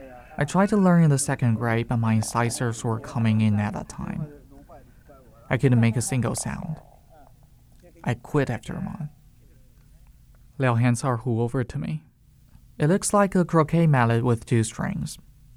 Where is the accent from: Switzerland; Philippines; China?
China; first language Chinese; English is a second language; moved away as an adult; now in New York City, United States